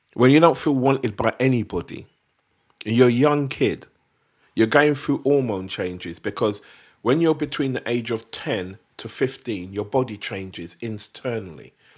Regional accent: London, United Kingdom; that's where we were from

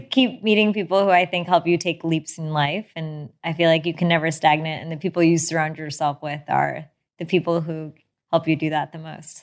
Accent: United States; born or raised there

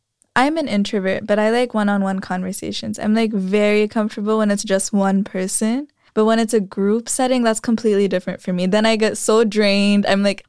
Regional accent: San Jose, California, United States; also born or lived in Vallejo; No, so I'm from San Jose, Vallejo, and then here.

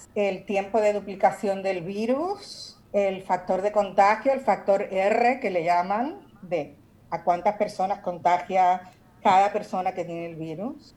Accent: Puerto Rico; moved away; also born or lived in New York / Barcelona; soy puertorriqueña. Claro. Y mi familia está ahí en Santurce.

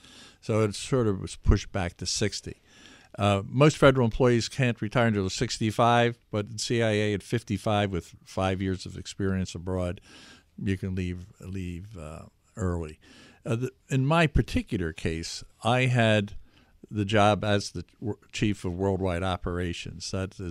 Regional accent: Philadelphia, Pennsylvania, United States; born there; I was born in the Philadelphia area, and I lived in capitals around the world. I was a city person.

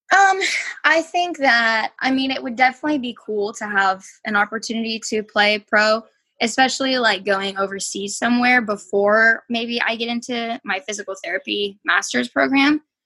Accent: South Lake Tahoe, California, United States; I grew up in Tahoe

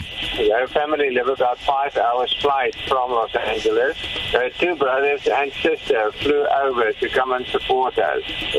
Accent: Canada; I come from Canada. We've been touring Canada twice already.

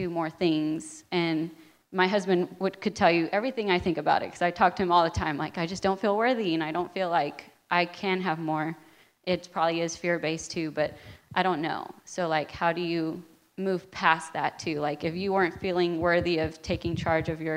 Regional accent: South Texas, United States; now in Knoxville, United States; originally from South Texas

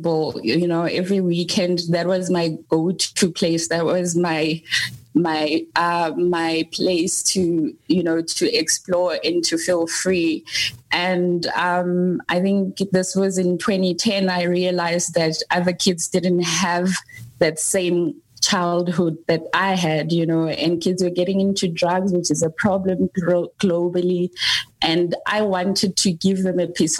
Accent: South Africa; also born or lived in KwaZulu-Natal / Johannesburg, Gauteng; I grew up in South Africa between KZN and Johannesburg

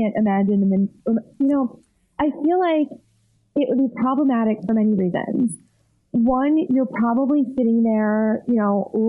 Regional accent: New York, United States; I'm from New York

